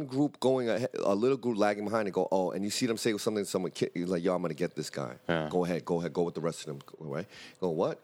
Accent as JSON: {"language": "English", "town": "New York City", "region": "New York", "country": "United States", "said": "we're from Brooklyn, Harlem, Bronx, but we're not from the favelas of Rio"}